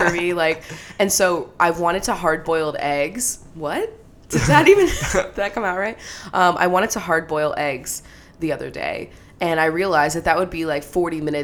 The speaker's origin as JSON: {"language": "English", "area": "Coyles", "region": "Pennsylvania", "country": "United States", "moved": "yes", "said": "I'm from Coyles, Pennsylvania"}